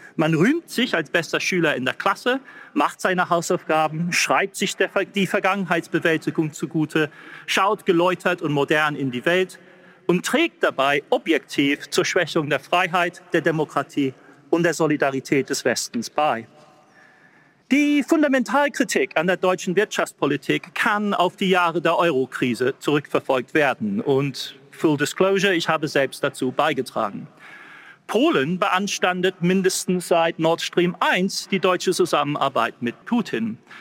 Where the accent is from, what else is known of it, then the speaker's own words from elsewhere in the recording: England, United Kingdom; accent: English; German is a second language; Ich mit meinem englischen Akzent